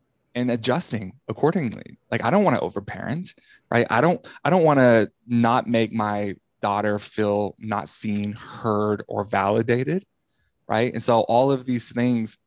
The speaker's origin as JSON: {"language": "English", "region": "Texas", "country": "United States", "tie": "born or raised there", "said": "growing up in the Bible Belt of Texas, evangelical world"}